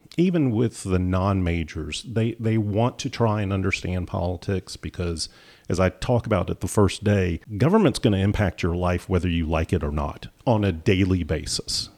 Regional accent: Clemson, South Carolina, United States; moved away as an adult; also born or lived in Georgia; now in North Carolina, United States; I grew up in Clemson, and my wife grew up in Charleston

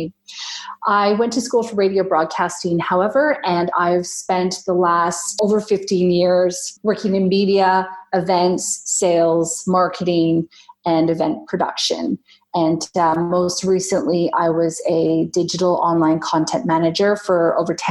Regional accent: Canada; now in Australia; I am a Canadian living in Australia

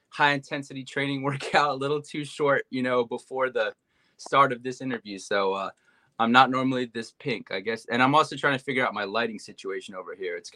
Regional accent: Montreal, Quebec, Canada; moved away as an adult; now in United States; I was born in Montreal, Canada, into a musical family. My mom was a musician. Uh, my father was a businessman, but the music kind of dominated our family. Uh, I uh, I was born and raised here.

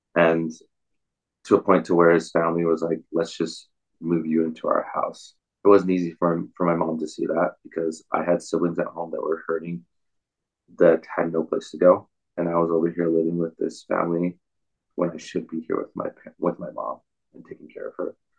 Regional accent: Provo, Utah, United States; also born or lived in Salt Lake City, Utah / Bountiful, Utah; I grew up in in Utah County, um, Provo, Orem area, and then moved around a lot, Salt Lake. Um, ended up in in Salt Lake, a bountiful area.

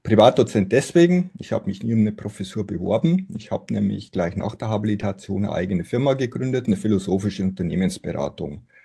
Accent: Simbach am Inn, Bavaria, Germany; moved away as an adult; also born or lived in Oxford; now in Munich, Germany; Ich bin gebürtiger Niederbayer, Simbach am Inn, um genau zu sein.

